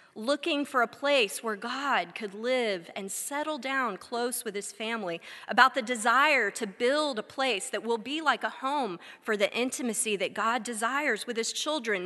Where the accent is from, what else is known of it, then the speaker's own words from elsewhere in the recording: Texas, United States; moved away as an adult; now in Wilmore, United States; something none of us had ever had growing up in Texas